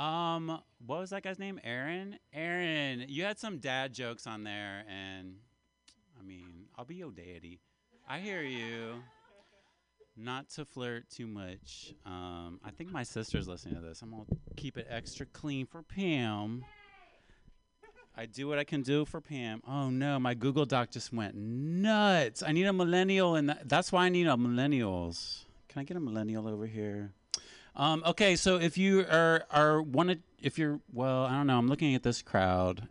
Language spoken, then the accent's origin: English; Appalachia, United States; I am from Appalachia